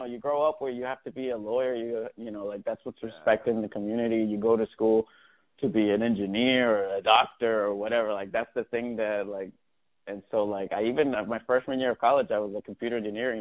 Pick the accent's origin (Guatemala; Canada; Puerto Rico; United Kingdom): Puerto Rico; Levittown; also born or lived in New York; now in Los Angeles, United States; I was born and raised in Puerto Rico, from Levittown.